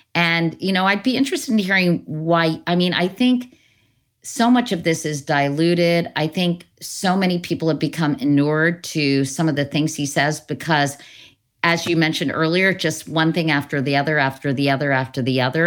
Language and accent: English; Northern Virginia, United States; moved away; growing up in Northern Virginia, you know, I lived near Lehigh Highway